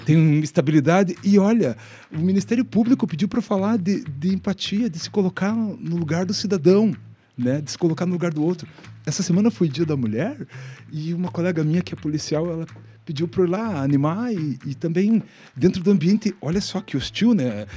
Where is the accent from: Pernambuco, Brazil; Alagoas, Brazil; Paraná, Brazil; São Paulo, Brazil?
Paraná, Brazil; Ponta Grossa; now in Curitiba, Brazil; Eu nasci em Ponta Grossa, então sou um cidadão pontagrossense, uhum. mas me considero um cidadão curitibano por conta disso.